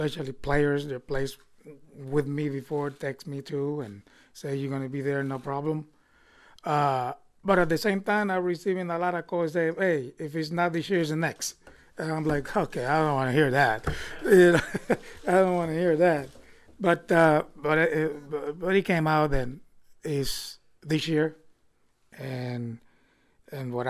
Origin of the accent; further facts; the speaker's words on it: Vega Baja, Puerto Rico; growing up when a child from my hometown in Vega Baja